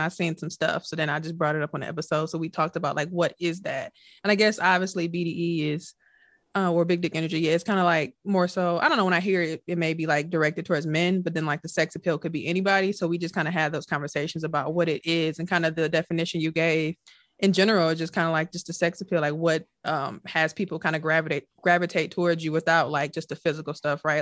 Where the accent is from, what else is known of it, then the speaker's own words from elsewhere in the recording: Milwaukee, Wisconsin, United States; we're from Milwaukee